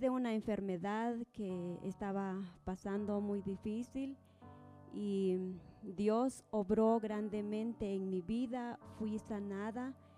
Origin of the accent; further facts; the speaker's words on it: Santa Lucía Utatlán, Sololá, Guatemala; Vengo de Aldea El Novillero, Santa Lucía, Otatlán, Sololá